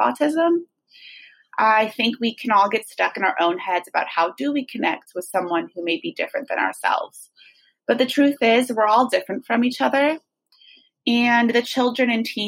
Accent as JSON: {"language": "English", "town": "San Rafael", "region": "California", "country": "United States", "said": "I'm from San Rafael, California in Marin County"}